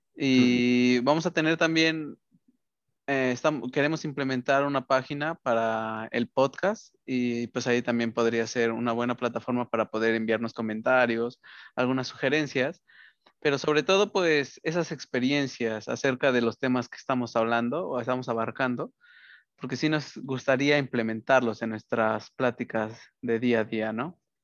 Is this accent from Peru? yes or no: no; Mexico; now in United States; así somos los mexicanos